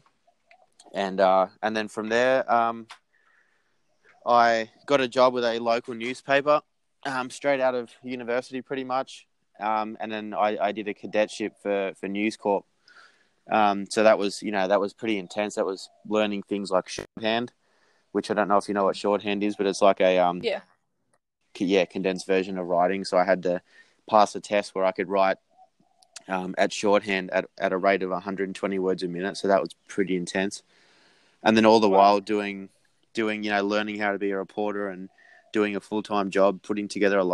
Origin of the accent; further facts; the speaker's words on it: Sydney, New South Wales, Australia; moved away as an adult; now in New York City, United States; growing up in Sydney with beautiful weather